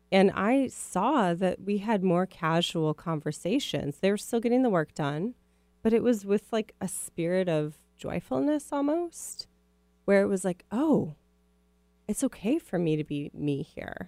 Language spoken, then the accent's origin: English; Minneapolis, Minnesota, United States; now in West Coast, United States; I grew up in Minneapolis